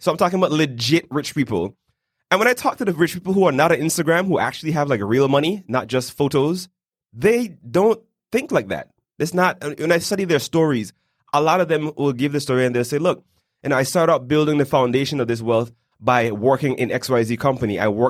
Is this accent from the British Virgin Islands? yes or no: yes; British Virgin Islands; now in Panama City, Panama; I'm originally from the British Virgin Islands, but after living in about 5 different countries, I've now settled in Panama City.